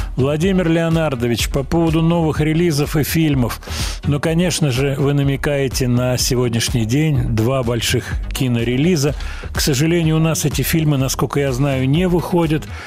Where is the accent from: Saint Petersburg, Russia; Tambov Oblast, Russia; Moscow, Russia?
Moscow, Russia; из Москвы